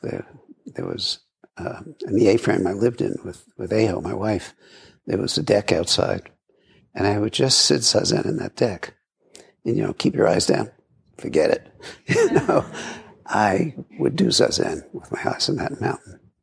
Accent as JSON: {"language": "English", "town": "New York City", "region": "New York", "country": "United States", "tie": "born or raised there", "said": "I grew up in Brooklyn"}